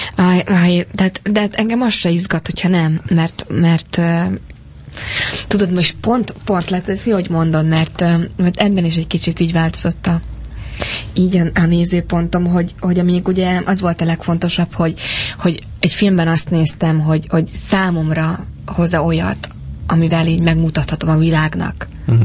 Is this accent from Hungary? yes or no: yes; Hungary